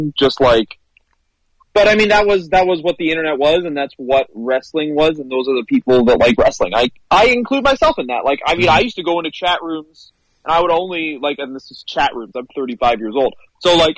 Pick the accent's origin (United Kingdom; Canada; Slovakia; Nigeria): Canada; I'm from Canada